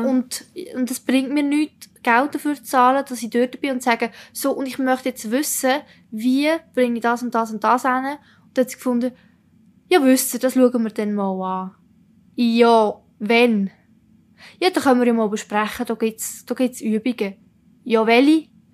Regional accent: Italy; now in Switzerland; ich bin Italienerin

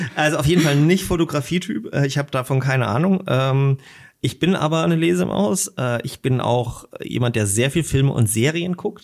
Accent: Großröhrsdorf, Saxony, Germany; also born or lived in Dresden; now in Leipzig, Germany; ich bin in Dresden geboren äh, und bin dann in der Oberlausitz aufgewachsen, und auch äh, zur Schule gegangen, Großröhrsdorf

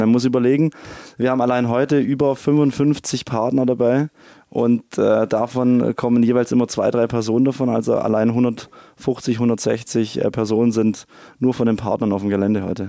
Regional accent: Ravensburg, Baden-Württemberg, Germany; Ursprünglich aus Ravensburg, gar nicht weit von hier.

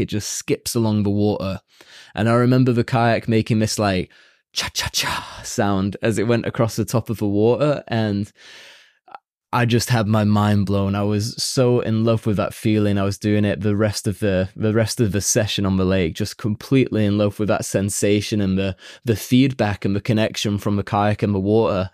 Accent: Warrington, North West England, United Kingdom; now in Chile; Warrington is my hometown. Um, it's slap bang in the middle of Liverpool and Manchester in the northwest of England

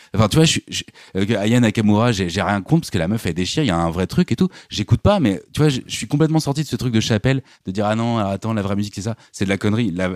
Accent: Normandy, France; j'ai grandi en Normandie au milieu des champs

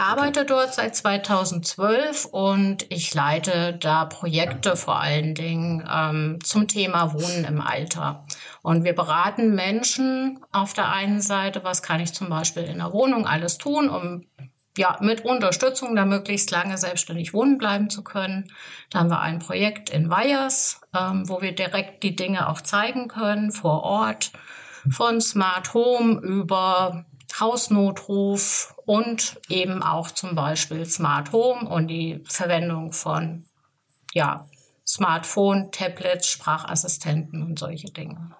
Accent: Offenbach, Hesse, Germany; now in Gersfeld, Germany; ich bin gebürtig aus äh, Gersfeld. Ich wohne da auch. Ich bin zwar in Offenbach groß geworden

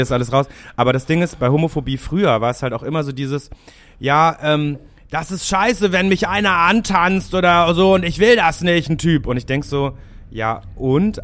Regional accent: Hamburg, Germany; ich habe die ersten oh, 19 Jahre meines Lebens in Rahlstedt verbracht

